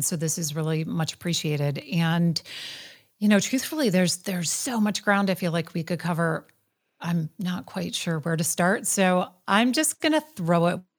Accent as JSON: {"language": "English", "region": "Wisconsin", "country": "United States", "tie": "born or raised there", "said": "I grew up in Wisconsin, small town girl"}